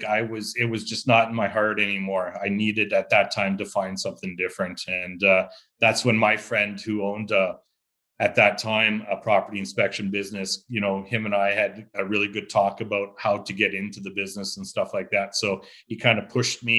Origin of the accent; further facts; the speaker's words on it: Saskatchewan, Canada; growing up in Saskatchewan, we're all farmers, really, to be honest with you. If you lived in a small town, we are all part of some sort of farming life